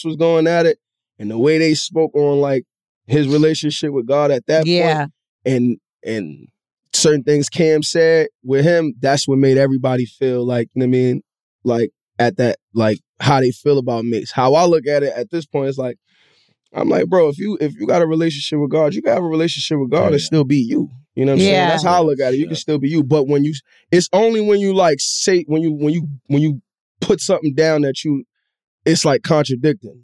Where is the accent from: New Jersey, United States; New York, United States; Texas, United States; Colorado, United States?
New York, United States; New York City; I'm from Harlem